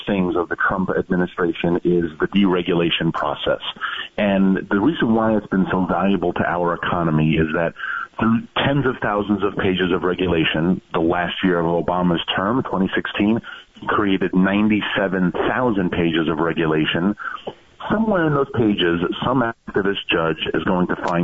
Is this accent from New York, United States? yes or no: yes; New York, United States; my home state, which is New York